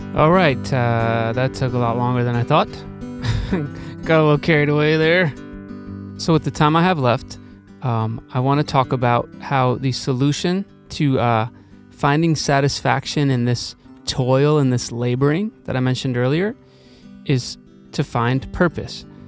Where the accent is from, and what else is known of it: Milwaukee, Wisconsin, United States; also born or lived in Norfolk, Virginia